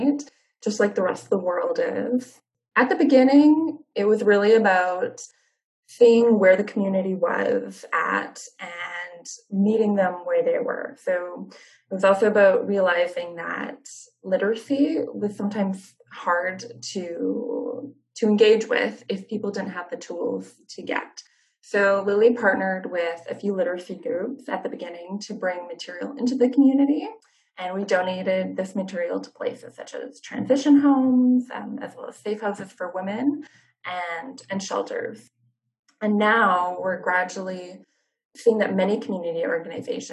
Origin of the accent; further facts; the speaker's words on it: Fraser Valley and the Lower Mainland, British Columbia, Canada; I grew up in the Fraser Valley and the Lower Mainland